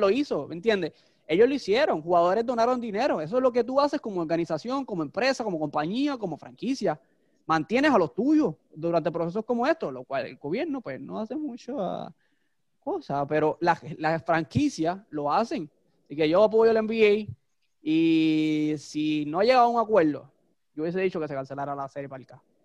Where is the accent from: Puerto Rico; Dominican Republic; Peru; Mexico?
Puerto Rico; como fanático boricua